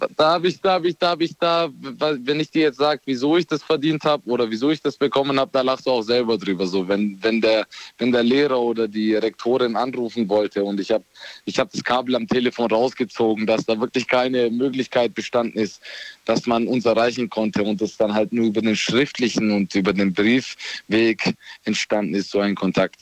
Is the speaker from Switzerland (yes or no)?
no; Romania; now in Ulm, Germany; ich bin gebürtiger Rumäne